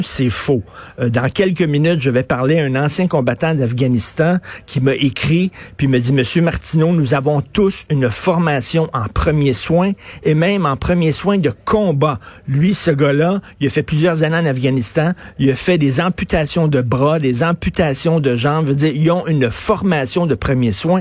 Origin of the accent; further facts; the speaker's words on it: Canada; je suis canadien